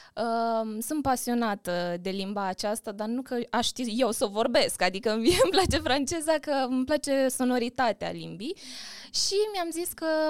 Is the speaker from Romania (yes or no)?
yes; Bacău, Bacău County, Romania; în orașul natal, în Bacău